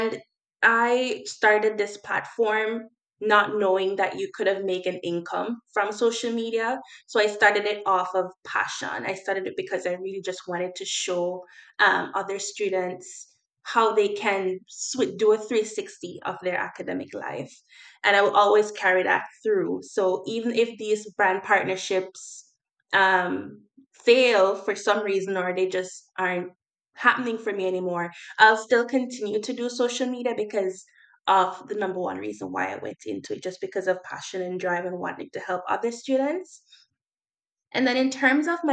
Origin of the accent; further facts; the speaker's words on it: Jamaica; now in Nova Scotia, Canada; I'm just a Jamaican girl coming to Canada